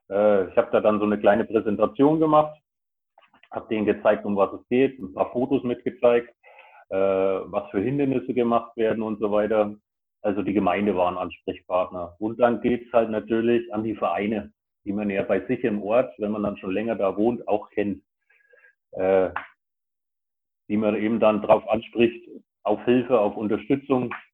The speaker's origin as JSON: {"language": "German", "region": "Bavaria", "country": "Germany", "said": "Weil bei uns in Bayern ist ja eh alles ein bisschen anders."}